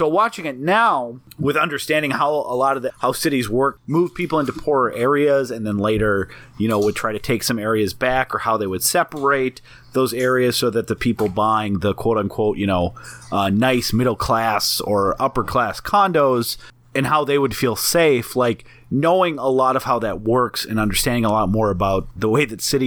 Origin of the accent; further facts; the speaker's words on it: North Dakota, United States; now in Minneapolis, United States; I was a high school kid from a smaller town in North Dakota.